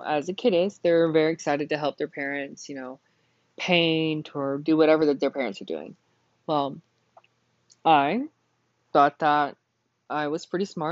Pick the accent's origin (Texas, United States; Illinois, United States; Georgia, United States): Texas, United States; Burke; Whenever I was born, my parents had lived in a really small town called Burke, Texas. My family had lived in Burke for probably over 100 years. My family had founded the town, the family house that we had grown up in.